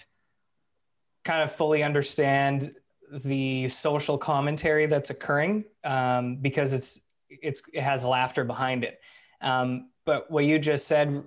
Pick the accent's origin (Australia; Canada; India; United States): Canada; Vancouver, British Columbia; we're from Vancouver, so like, yeah, West Coast